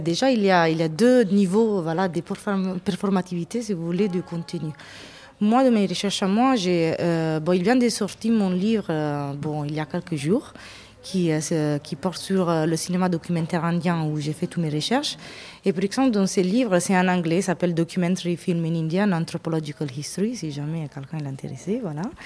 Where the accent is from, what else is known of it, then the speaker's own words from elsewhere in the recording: Italy; French is a second language; also born or lived in England; now in France; je suis italienne d'origine